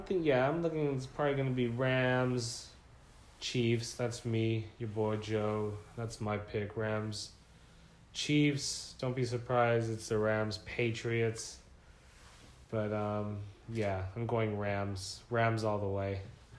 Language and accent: English; Philippines; because he's Filipino. I'm Filipino.